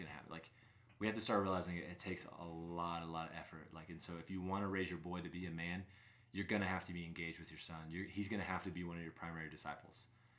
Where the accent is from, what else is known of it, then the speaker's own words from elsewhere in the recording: Southern United States, United States; now in Wyoming, United States; which I'm from the South and I'm like, I live in Wyoming.